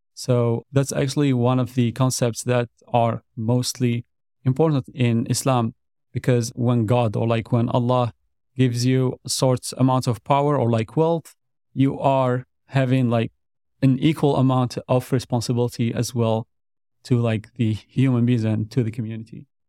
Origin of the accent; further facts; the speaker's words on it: Algeria; moved away as an adult; now in Dallas, United States; back in my country. So like I'm originally also from Algeria.